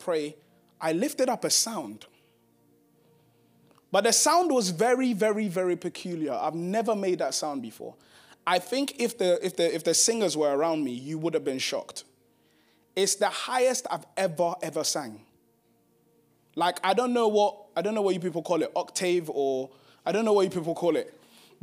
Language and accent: English; Ghana; I'm from Ghana